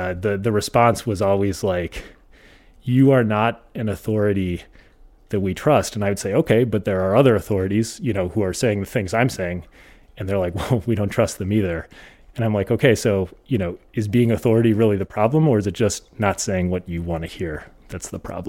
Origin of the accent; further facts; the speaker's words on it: South Dakota, United States; also born or lived in Minnesota; I grew up in kind of all over the Midwest, but mostly rural South Dakota and rural Minnesota.